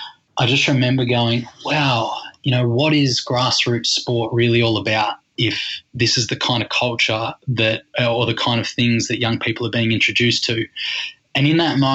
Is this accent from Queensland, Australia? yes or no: no; Leongatha, Victoria, Australia; growing up in Leangatha and being the eldest of three boys